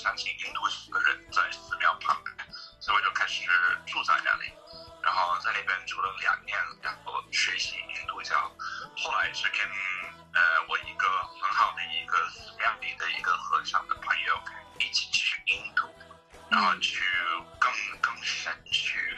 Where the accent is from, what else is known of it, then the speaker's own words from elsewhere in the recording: Texas, United States; Chinese is a second language; moved away as an adult; also born or lived in Beijing, China; 我那个时候就住在一个印度教的寺庙，在德克萨斯州，在我的老靠近我的老家。